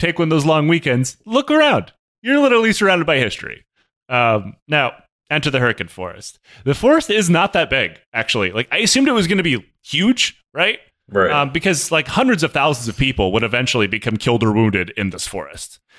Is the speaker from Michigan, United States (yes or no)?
yes; Michigan, United States; moved away; also born or lived in Washington; the city I grew up in in Michigan